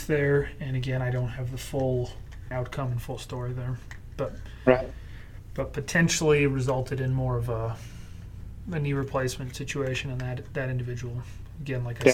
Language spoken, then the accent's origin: English; Connecticut, United States; grew up with Cape Cods growing up in Connecticut